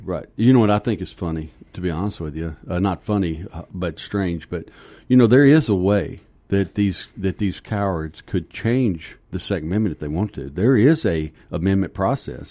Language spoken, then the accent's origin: English; Kentucky, United States; moved away as an adult; also born or lived in Texas; now in Arizona, United States; I grew up in Kentucky, and, uh, lived there. I think I was twenty-one